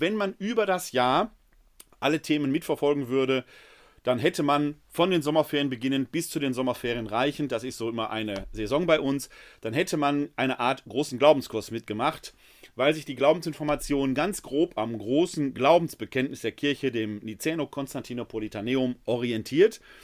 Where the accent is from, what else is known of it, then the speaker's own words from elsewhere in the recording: Essen, North Rhine-Westphalia, Germany; Ich komme gebürtig aus Essen